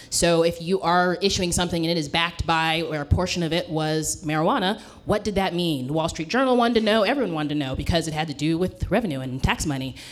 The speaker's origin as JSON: {"language": "English", "region": "Southern California", "country": "United States", "tie": "born or raised there", "moved": "as an adult", "lives_now": "Oakland, United States", "said": "I'm a California girl, born and raised from Southern California, and moved here uh, about 15 years ago up to the Bay Area"}